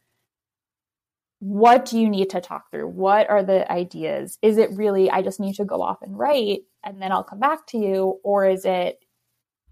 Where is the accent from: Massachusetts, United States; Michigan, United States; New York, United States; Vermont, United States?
New York, United States; New York City; being a New Yorker